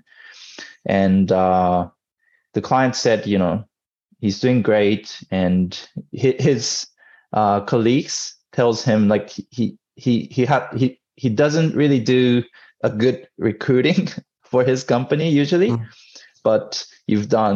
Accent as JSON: {"language": "English", "region": "Tokyo", "country": "Japan", "tie": "born or raised there", "also_born_or_lived": "United States", "said": "born and raised in Tokyo"}